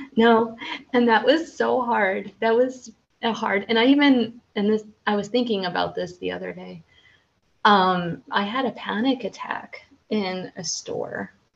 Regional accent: United States; now in Central Europe; I'm American

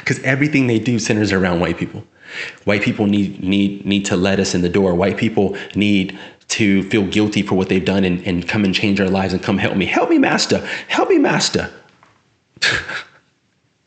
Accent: South San Francisco, California, United States; now in Sacramento, United States; I'm from San Francisco, South City. So I went to public schools down there, and then also in Northern California, in the Sacramento area, where I reside now

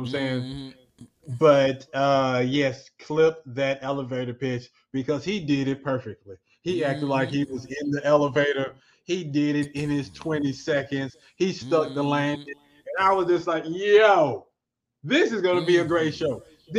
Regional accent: Oklahoma, United States; I'm from Oklahoma.

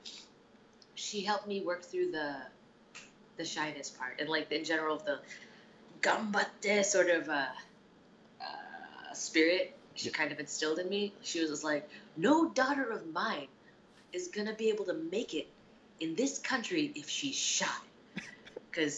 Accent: New Jersey, United States; moved away; also born or lived in Chicago, Illinois / Japan; I was born in Chicago, but I was basically raised in New Jersey

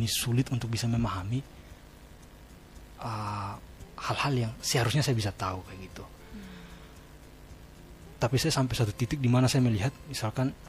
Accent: Kupang, East Nusa Tenggara, Indonesia; saya kan dari Kupang jadi apa kultur maupun atmosfer belajar di sana ada beda dengan di sini

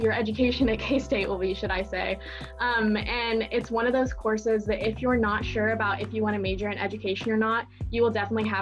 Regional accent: Silver Lake, Kansas, United States; And I am from Silver Lake, Kansas. So I went to high school in Silver Lake

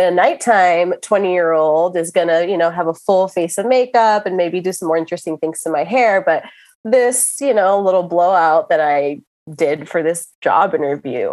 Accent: Miami, Florida, United States; in my 20s, you know, growing up in Miami

